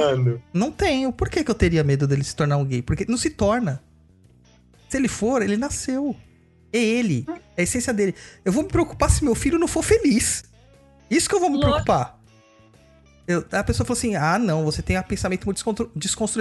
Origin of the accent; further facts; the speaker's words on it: São Paulo, Brazil; Eu sou natural de São Mateus